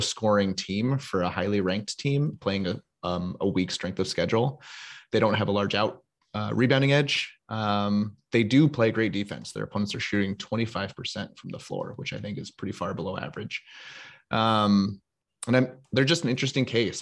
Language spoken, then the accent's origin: English; Seattle, Washington, United States; moved away as an adult; also born or lived in Michigan; I was born and raised in Seattle